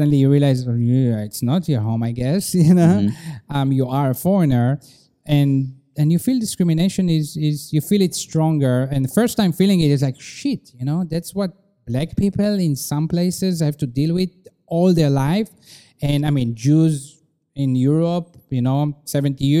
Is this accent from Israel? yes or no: yes; Israel; now in China; growing up in Israel